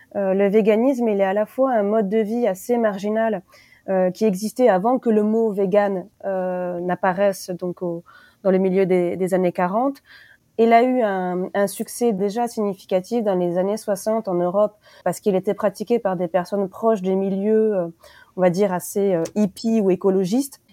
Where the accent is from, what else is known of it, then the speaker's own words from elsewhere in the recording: France; chez nous, en France